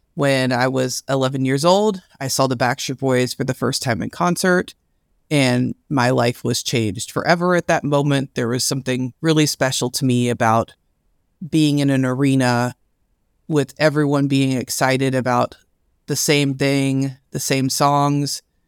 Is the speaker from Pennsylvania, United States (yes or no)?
no; Louisville, Kentucky, United States; I'm from Louisville, Kentucky